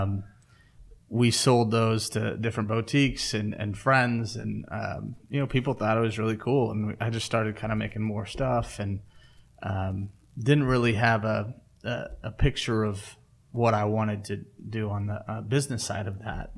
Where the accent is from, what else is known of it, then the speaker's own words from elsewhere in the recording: Kansas City, United States; also born or lived in Lawrence, Kansas; I grew up in Kansas City, but I was living in Lawrence